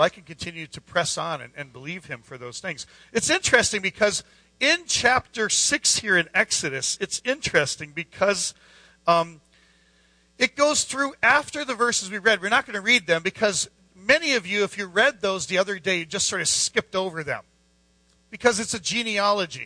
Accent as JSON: {"language": "English", "town": "Scranton", "region": "Pennsylvania", "country": "United States", "said": "We're from Scranton"}